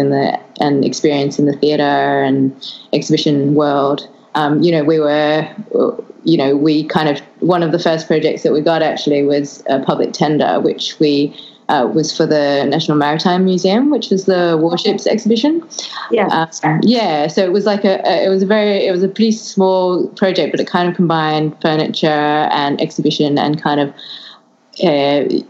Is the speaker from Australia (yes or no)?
yes; Australia; also born or lived in London, United Kingdom; I'm Australian